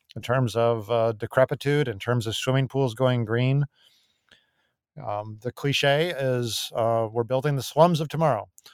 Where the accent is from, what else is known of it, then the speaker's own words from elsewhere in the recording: Tucson, Arizona, United States; my hometown of Tucson